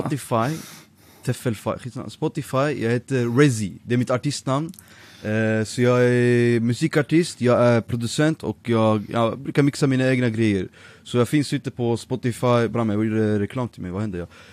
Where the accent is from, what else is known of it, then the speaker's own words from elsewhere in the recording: Örebro, Örebro County, Sweden; also born or lived in Nijmegen, Netherlands / Iraq (ancestry, Baghdad); jag bodde faktiskt i eh, Örebro, Vivalla, i fyra år